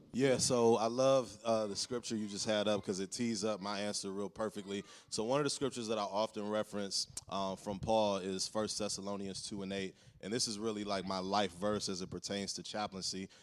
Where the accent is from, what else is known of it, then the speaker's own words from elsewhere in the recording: Cleveland, Ohio, United States; I'm from Cleveland, but working with the Cavs